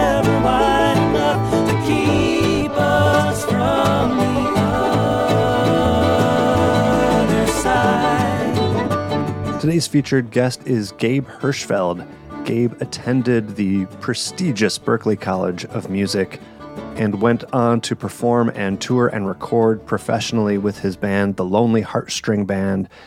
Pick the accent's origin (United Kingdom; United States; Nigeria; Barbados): United States; Ferndale, Michigan; my hometown venue, Otis Supply in Ferndale, Michigan.